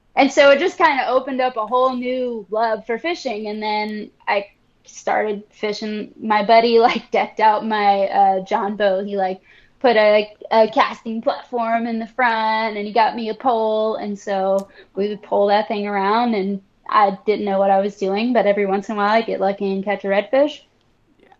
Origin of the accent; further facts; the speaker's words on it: Destin, Florida, United States; also born or lived in Orlando / Guam; I grew up fishing in the Gulf out here in Destin, Florida